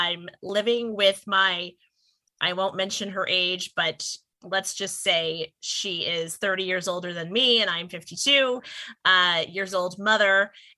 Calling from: Pennsylvania, United States; long story and long way about of saying I am zooming in from Pennsylvania.

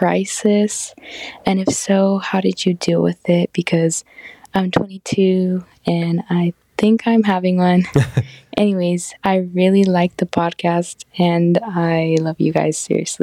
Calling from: Sacramento, California, United States; I'm calling from Sacramento, California.

